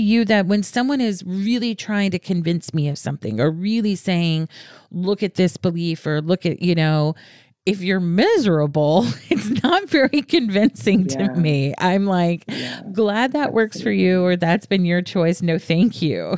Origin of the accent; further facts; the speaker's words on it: the South, United States; moved away; I'm from the South originally